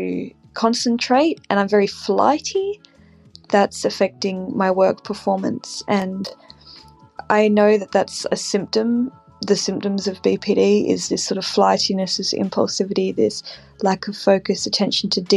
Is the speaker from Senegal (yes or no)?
no; Australia; I'm from Australia.